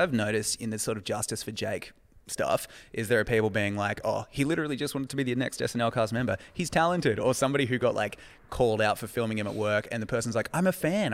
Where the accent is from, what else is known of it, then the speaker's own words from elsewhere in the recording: Australia; my cultural experience as an Australian